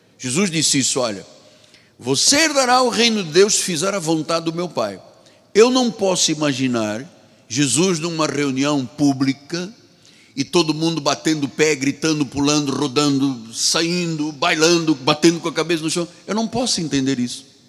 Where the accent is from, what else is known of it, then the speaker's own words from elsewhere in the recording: Luanda, Luanda Province, Angola; moved away; Eu sou africano, de Angola, de Luanda